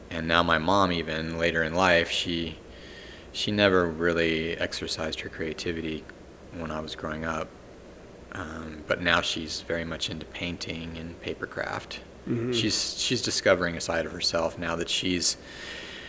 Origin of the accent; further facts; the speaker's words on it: Los Angeles, California, United States; moved away as an adult; also born or lived in Redlands, California / Santa Fe, New Mexico; I grew up in LA, all over the San Gabriel Valley and LA County proper